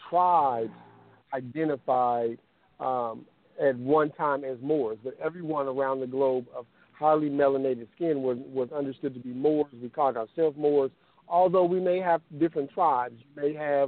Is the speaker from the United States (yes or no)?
yes; Kansas City, Missouri, United States; moved away as an adult; now in Oakland, United States; I'm originally, you know, I hail from Kansas City, Missouri. I'm in the Oakland, California area.